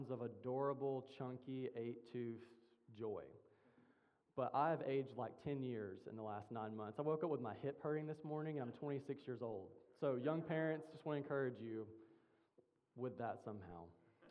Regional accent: Mississippi, United States; I'm from Mississippi, and in Mississippi, when someone says good morning, you say it back.

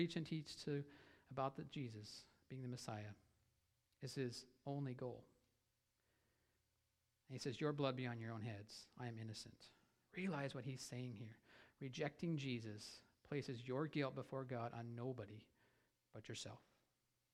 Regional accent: Idaho, United States; I'm from Idaho

